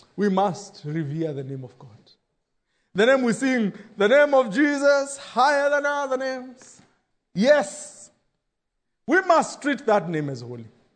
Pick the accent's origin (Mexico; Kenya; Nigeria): Kenya; growing up in Shago